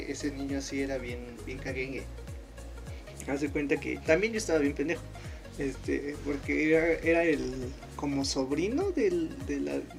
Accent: Monterrey, Nuevo León, Mexico; no, no, soy norteño, compadre. Bien regio, te iba a decir.

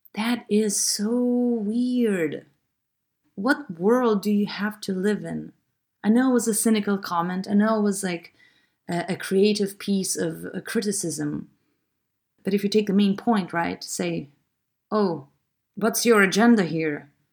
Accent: Lithuania; I'm from Lithuania

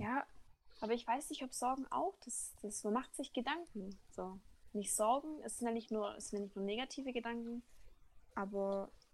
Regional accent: Baden-Württemberg, Germany; als Schwabe

